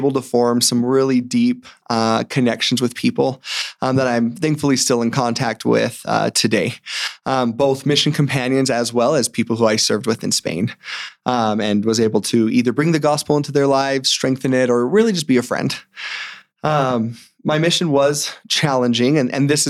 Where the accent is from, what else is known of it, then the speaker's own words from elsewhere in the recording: Morgan, Utah, United States; I'm from Morgan. And so growing up, I grew up in a small town, moved there when I was about five.